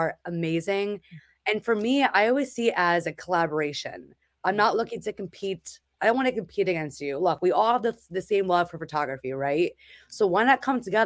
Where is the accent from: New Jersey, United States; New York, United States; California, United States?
New Jersey, United States; moved away as an adult; now in Massachusetts, United States; I am from New Jersey, and I moved up here for a job